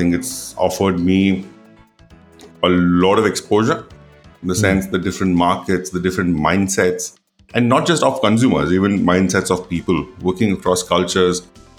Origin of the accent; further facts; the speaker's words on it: Coimbatore, Tamil Nadu, India; Well, I am from the small town called Coimbatore, Tamil Nadu. {S1} Okay. {S2} And that's where I grew up largely.